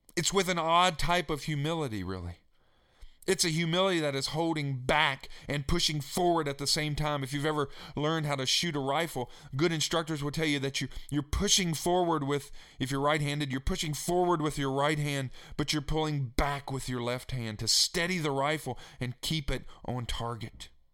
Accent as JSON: {"language": "English", "town": "Staunton", "region": "Virginia", "country": "United States", "tie": "born or raised there", "said": "my hometown where I grew up in Stanton, Virginia"}